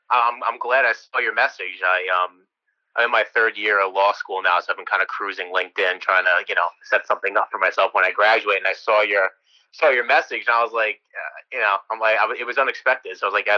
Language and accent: English; New York, United States; I'm from New York, so I was kind of, you know, close enough to everything that I could have gotten involved.